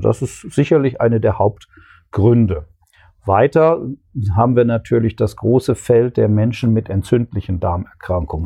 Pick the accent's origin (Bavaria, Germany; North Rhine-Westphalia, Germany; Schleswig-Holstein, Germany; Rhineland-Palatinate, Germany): North Rhine-Westphalia, Germany; Ruhr area; moved away as an adult; also born or lived in Bochum / Würzburg / Konstanz; now in Kassel, Germany; komme ursprünglich aus dem Ruhrgebiet